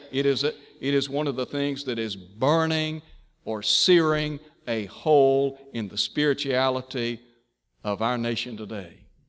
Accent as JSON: {"language": "English", "town": "Chattanooga", "region": "Tennessee", "country": "United States", "tie": "born or raised there", "said": "When I was growing up in Chattanooga, Tennessee, I went to a public school"}